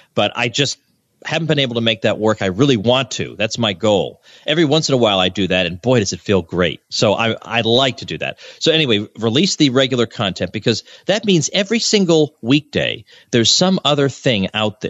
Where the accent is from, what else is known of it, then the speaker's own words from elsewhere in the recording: Massachusetts, United States; moved away as an adult; also born or lived in Kansas; now in Florida, United States; but I grew up in Massachusetts.